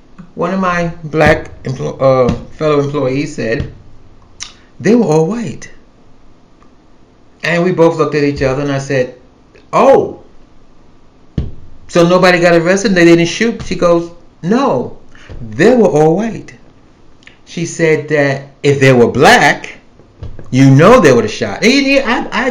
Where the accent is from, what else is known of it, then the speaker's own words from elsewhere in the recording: New York City, New York, United States; moved away as an adult; now in the South, United States; I'm a New Yorker. I was born and raised in New York City